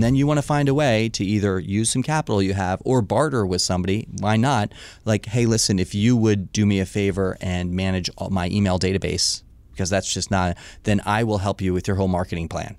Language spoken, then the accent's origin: English; Washington, District of Columbia, United States; born or raised there; also born or lived in Missoula, Montana